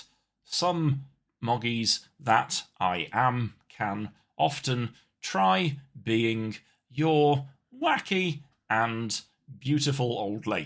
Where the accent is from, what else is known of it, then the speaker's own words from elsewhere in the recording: near Coventry, West Midlands, United Kingdom; I'm from Coventry, well, from near Coventry, which is one of the places furthest from the sea in the United Kingdom